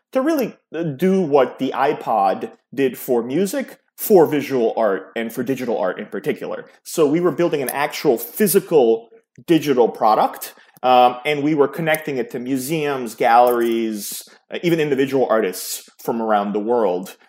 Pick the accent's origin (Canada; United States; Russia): United States; New York City, New York; also born or lived in Yugoslavia (Serbia); I grew up in New York City, in the New York City area.